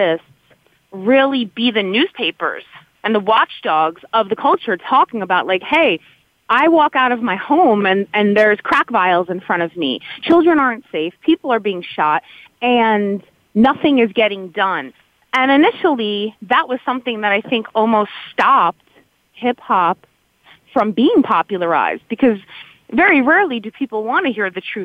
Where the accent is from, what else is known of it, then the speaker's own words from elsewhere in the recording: New Jersey, United States; I grew up in New Jersey.